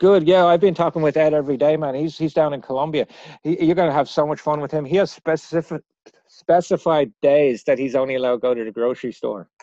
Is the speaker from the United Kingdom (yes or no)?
no; Dublin, Leinster, Ireland; moved away; Ricky and I grew up together in Ireland